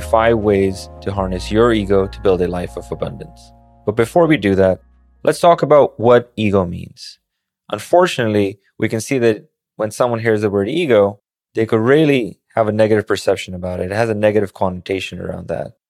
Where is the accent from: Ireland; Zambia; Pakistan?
Pakistan; born or raised there; moved away as an adult; also born or lived in Manhattan, New York; now in New York, United States